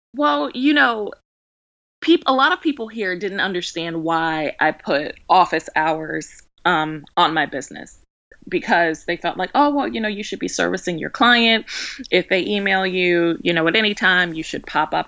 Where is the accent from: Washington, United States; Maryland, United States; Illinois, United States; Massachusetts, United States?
Maryland, United States; Baltimore; now in Georgia, United States; I'm from Baltimore, so it was kind of a culture shock when we moved down here.